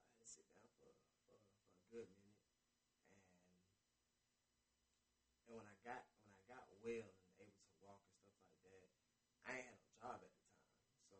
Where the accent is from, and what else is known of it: Atlanta, Georgia, United States; born or raised there; also born or lived in Brooklyn, New York / Panama (ancestry)